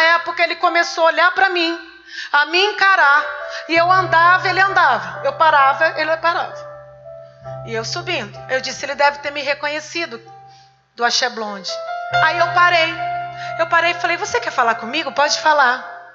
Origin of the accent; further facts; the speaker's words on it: Catanduva, São Paulo, Brazil; moved away as an adult; also born or lived in Ribeirão Preto; Com 19 anos eu me mudei, eu morava em Catanduva, aqui pertinho. Eu fui nascida em Catanduva, tenho parentes em Catanduva